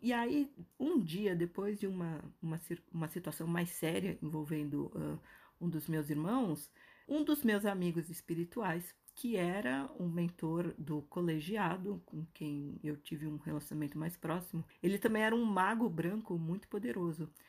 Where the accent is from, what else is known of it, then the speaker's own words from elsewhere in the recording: Brazil; moved away as an adult; also born or lived in New York / Toronto / São Paulo; eu decidi é, sair do Brasil e morar no Canadá